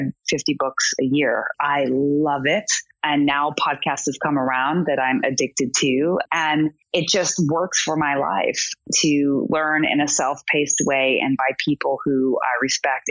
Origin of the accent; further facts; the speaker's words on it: Everett, Washington, United States; I grew up in Everett, Washington